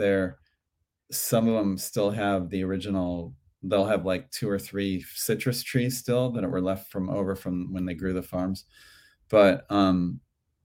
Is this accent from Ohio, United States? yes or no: yes; Cleveland, Ohio, United States; now in Santa Monica, United States; When I grew up in Cleveland, the farmers market was indoors.